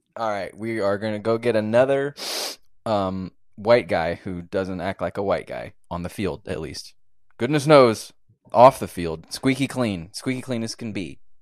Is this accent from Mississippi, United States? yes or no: no; Georgia, United States; I'm from Georgia